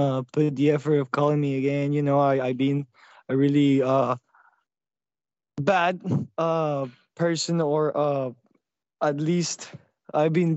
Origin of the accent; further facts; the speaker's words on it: Chihuahua, Mexico; now in United States; I'm from Chihuahua, Mexico. I'm a poor kid that has been trying to make it here in America.